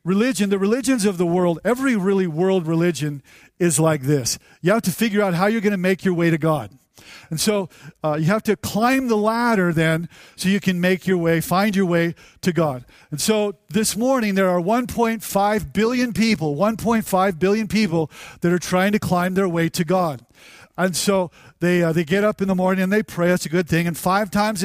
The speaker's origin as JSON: {"language": "English", "country": "United States", "said": "we're from America"}